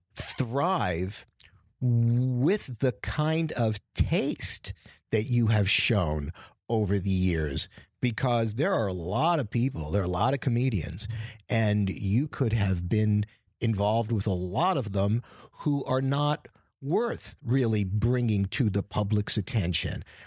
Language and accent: English; New York, United States; also born or lived in Boston; I was born in New York from, um, immigrant stock